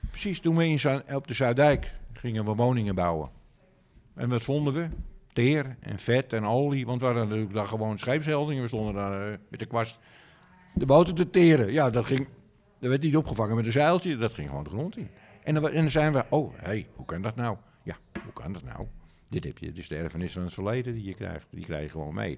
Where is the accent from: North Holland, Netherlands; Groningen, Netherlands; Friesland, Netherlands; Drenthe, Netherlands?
North Holland, Netherlands; Amsterdam; ik ben Amsterdammer, maar het is gewoon een dorp.